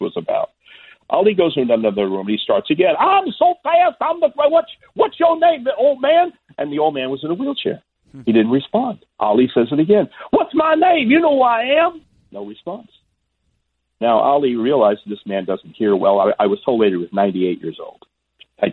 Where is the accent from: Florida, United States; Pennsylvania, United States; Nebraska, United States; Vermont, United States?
Florida, United States; Miami Beach; we grew up on Miami Beach, Florida